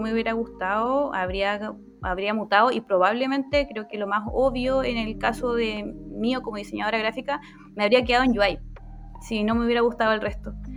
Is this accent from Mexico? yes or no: no; Chiloé, Los Lagos, Chile; soy de Chiloé